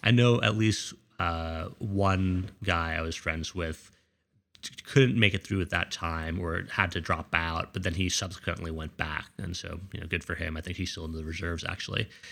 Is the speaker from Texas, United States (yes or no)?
no; Scarsdale, New York, United States; I grew up in Scarsdale, New York, which is a really nice suburban community in the suburbs of New York.